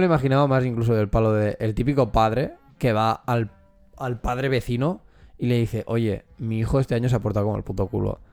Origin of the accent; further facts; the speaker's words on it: Catalonia, Spain; nosotros que somos de aquí de Cataluña